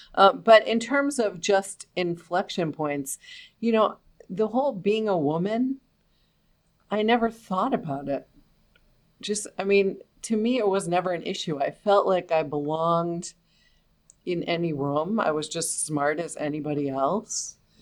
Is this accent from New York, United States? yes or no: yes; New York City, New York, United States; I grew up in New York City